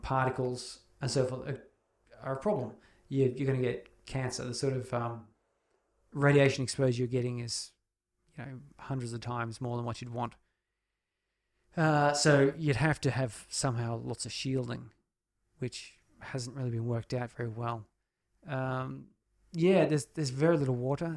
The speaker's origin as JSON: {"language": "English", "country": "Australia", "said": "portraying myself as an Australian"}